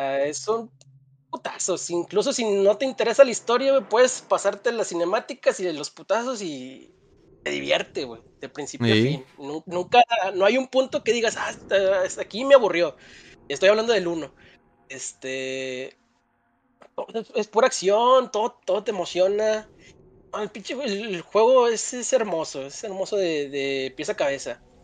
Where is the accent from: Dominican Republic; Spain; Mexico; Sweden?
Mexico; como no somos este, los mexicanos bien, este, acá con el vocabulario muy amplio